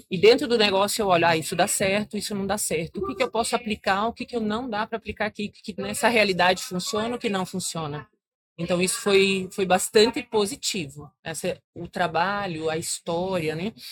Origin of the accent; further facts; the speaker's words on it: Paraná, Brazil; eu nasci no Paraná, meus pais são agricultores desde pequenos